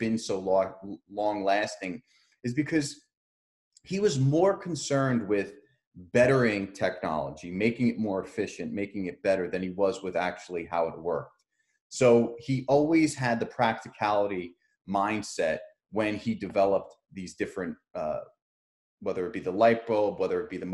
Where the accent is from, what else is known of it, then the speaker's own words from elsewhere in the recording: Edison, New Jersey, United States; I'm from Edison, New Jersey